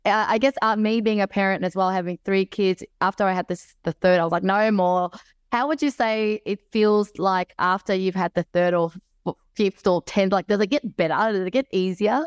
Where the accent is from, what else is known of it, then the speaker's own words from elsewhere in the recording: Melbourne, Victoria, Australia; moved away; I was from Melbourne